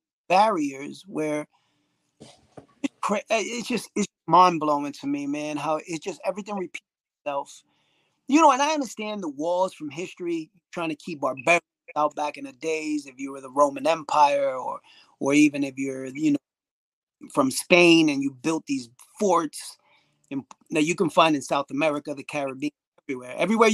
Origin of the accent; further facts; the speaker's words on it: Ireland; Even with cuisine, which, you know, obviously we're from Ireland, you're not really known for your cuisine.